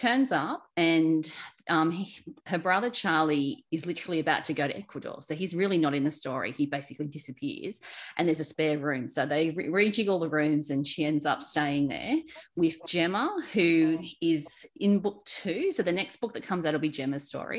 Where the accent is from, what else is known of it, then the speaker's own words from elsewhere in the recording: Australia; as an Aussie